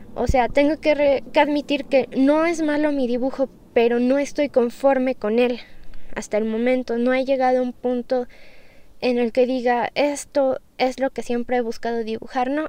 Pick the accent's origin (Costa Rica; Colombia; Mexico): Mexico; yo soy de México